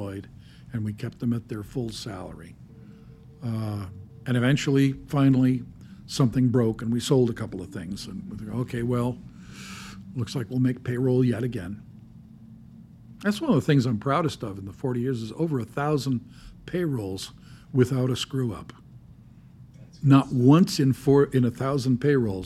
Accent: Los Angeles, California, United States; I was born in Los Angeles, grew up in Southern California

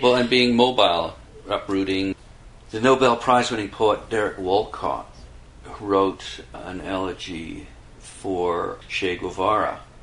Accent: Canada; being Canadian

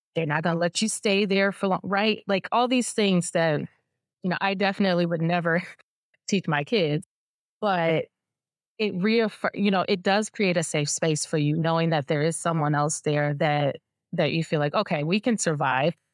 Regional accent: Detroit, Michigan, United States; I'm from Detroit. I grew up in Detroit

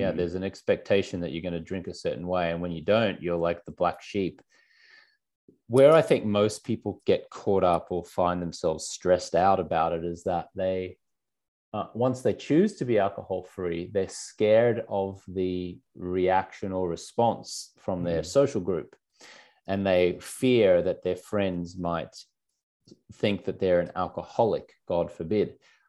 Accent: Australia; I grew up in Australia

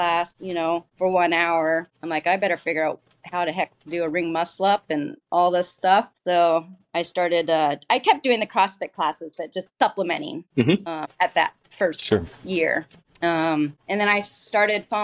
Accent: Eugene, Oregon, United States; I was born and raised in Eugene, Oregon.

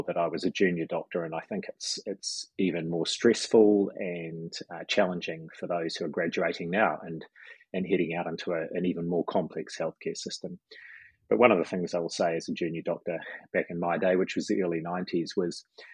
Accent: New Zealand; being a Kiwi

